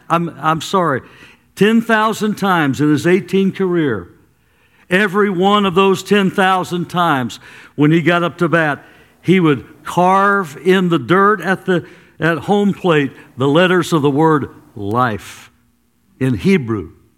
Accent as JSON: {"language": "English", "country": "United States", "said": "I am an American. I'm proud to be an American"}